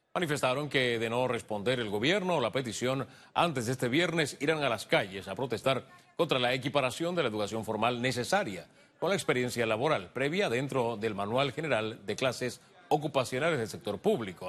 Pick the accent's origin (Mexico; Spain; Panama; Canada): Panama; como panameños